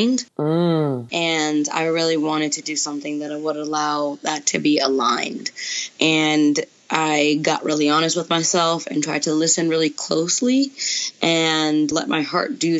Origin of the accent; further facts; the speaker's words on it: New York City, New York, United States; now in Atlanta, United States; I grew up in New York City in Brooklyn